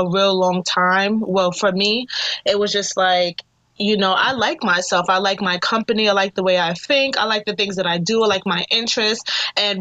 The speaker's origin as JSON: {"language": "English", "town": "New York City", "region": "New York", "country": "United States", "tie": "born or raised there", "also_born_or_lived": "Manhattan / Staten Island", "said": "raised in Brooklyn for like 19 years of my life."}